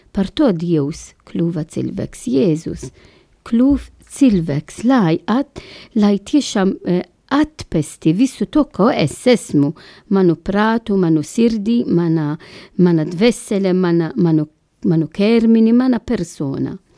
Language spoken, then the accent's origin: Latvian; Malta; Latvian is a second language; now in Latvia; es esmu no Maltas oriģināls